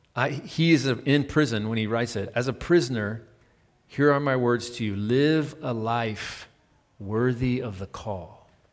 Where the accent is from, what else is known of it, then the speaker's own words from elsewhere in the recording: United States; I'm American